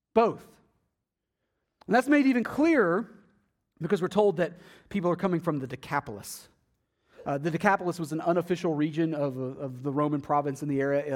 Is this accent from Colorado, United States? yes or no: no; Athens, Texas, United States; moved away; my hometown in Athens, Texas